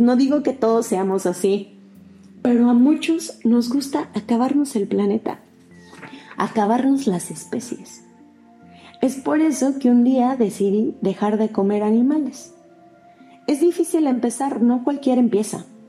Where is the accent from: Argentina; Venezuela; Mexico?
Mexico; Yo soy mexicano